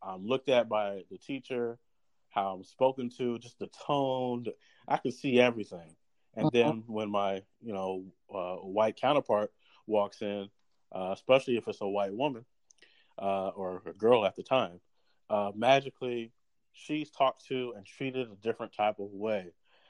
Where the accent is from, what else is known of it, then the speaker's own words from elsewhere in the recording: Irmo, South Carolina, United States; I grew up in Irmo, South Carolina, from the age of 13 on, and I went to a predominantly white middle school, predominantly white high school